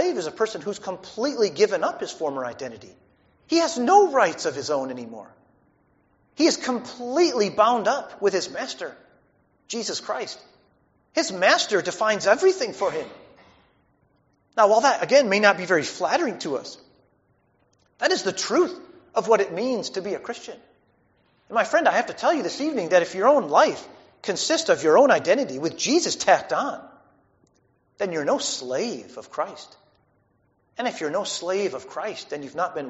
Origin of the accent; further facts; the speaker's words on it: United States; our own values as American people